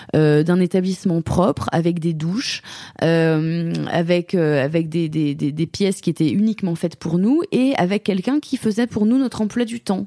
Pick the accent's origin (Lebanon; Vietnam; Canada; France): France; moved away as an adult; now in Germany; j'ai toujours ma perspective de française là-dessus. J'ai été élevée en France